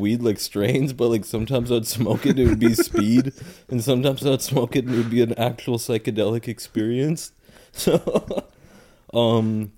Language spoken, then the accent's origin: English; Owatonna, Minnesota, United States; moved away as an adult; now in Bogota, Colombia; I'm from Owatonna, Minnesota